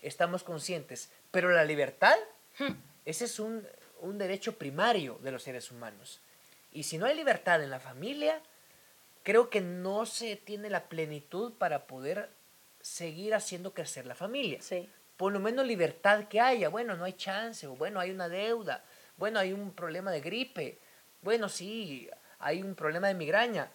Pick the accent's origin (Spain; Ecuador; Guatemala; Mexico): Guatemala; eastern Guatemala; Yo soy de Oriente, eh, el Oriente de Guatemala es un tanto, no machista, pero sí muy tradicional